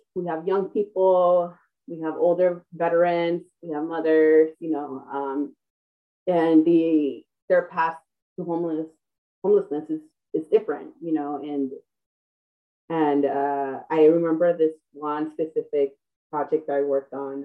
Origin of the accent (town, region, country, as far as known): Los Angeles, California, United States; born or raised there